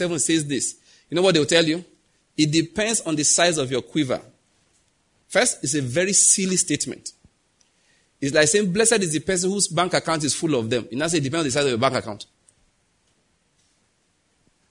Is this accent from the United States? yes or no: no; Ondo, Nigeria; I grew up in Ondo State.